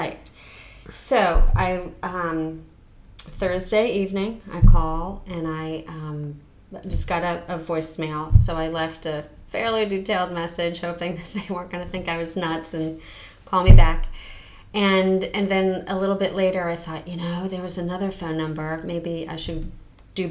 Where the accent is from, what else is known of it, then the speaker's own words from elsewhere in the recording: New Jersey, United States; moved away; the town I grew up in New Jersey, we did have a town historian